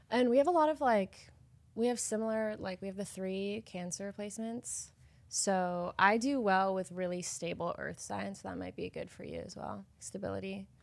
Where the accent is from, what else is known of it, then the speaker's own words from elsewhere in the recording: Idaho, United States; I'm from Idaho